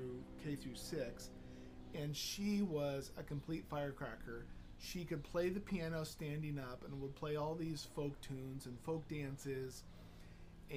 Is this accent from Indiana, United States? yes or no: yes; Dunlap, Indiana, United States; I grew up in the area known as Dunlap